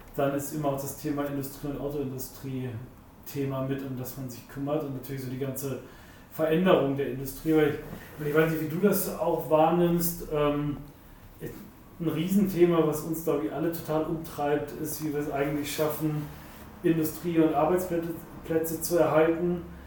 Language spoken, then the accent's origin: German; Wolfsburg, Lower Saxony, Germany; ich bin in Wolfsburg auch groß geworden